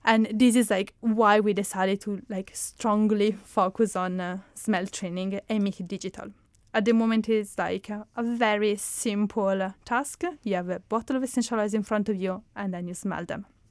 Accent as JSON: {"language": "English", "country": "Italy", "tie": "born or raised there", "accent": "Italian", "second_language": "English", "moved": "yes", "said": "my hometown, which is in Italy, because it's where I'm coming from, as you can spot from my accent"}